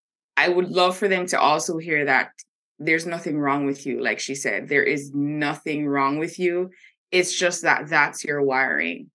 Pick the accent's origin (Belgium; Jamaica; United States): Jamaica; moved away; I'm originally from Jamaica, and Jamaica is very religious